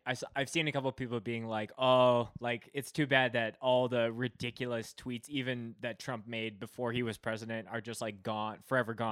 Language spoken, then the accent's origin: English; Canada; I'm Canadian